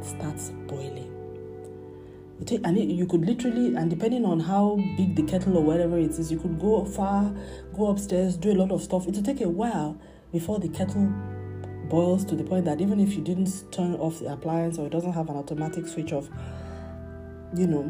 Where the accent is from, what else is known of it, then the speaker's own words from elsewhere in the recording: Nigeria; as a Nigerian